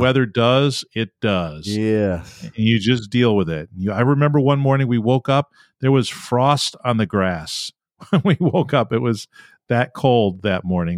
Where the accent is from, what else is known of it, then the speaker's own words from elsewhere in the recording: Rochester, New York, United States; I'm from Western New York, Rochester, New York